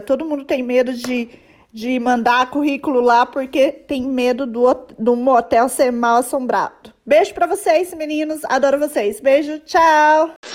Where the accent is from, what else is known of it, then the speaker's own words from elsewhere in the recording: São Paulo, Brazil; now in London, United Kingdom; eu moro em Londres hoje, mas morei, sou de São Paulo